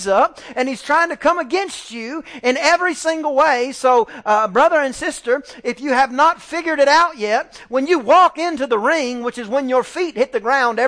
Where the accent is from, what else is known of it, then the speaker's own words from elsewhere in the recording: East Texas, United States; I'm just from East Texas, you know. I grew up doing the 4-H and I, you know, raised the lambs and the chickens